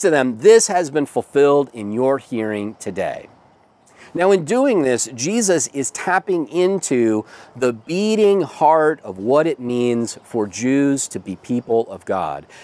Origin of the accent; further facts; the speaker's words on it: United States; if you're a white American and you own a home